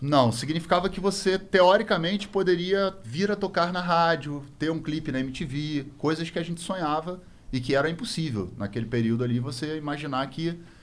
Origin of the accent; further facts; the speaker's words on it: Rio de Janeiro, Brazil; a gente é do Rio de Janeiro